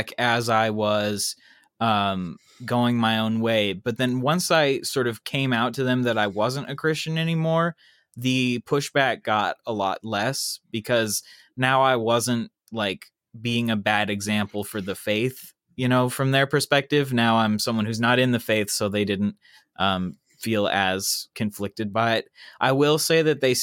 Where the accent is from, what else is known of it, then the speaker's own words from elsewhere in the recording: Kansas City, Kansas, United States; moved away as an adult; now in Los Angeles, United States; I'm from Kansas originally